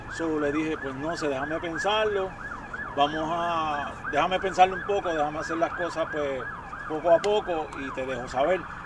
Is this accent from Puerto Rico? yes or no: yes; Puerto Rico; fue en Puerto Rico. Eh, de chamaquito